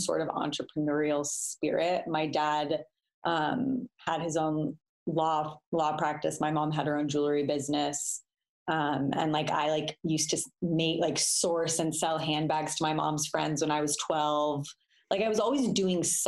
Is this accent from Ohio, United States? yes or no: no; Denver, Colorado, United States; now in Los Angeles, United States; I'm from Denver